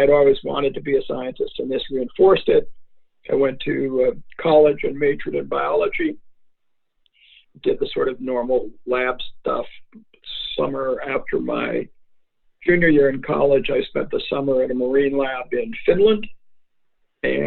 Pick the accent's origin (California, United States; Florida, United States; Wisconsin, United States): Wisconsin, United States; Madison; I grew up in Madison, Wisconsin